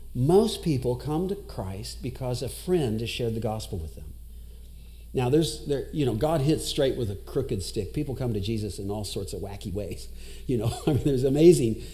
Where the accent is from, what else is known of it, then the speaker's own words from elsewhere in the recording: Owensboro, Kentucky, United States; also born or lived in Iraq / Dubai; now in Louisville, United States; I'm from Owensboro originally.